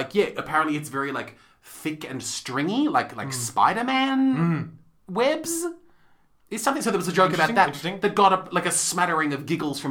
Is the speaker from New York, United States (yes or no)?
yes; New York City, New York, United States; when I was growing up in New York City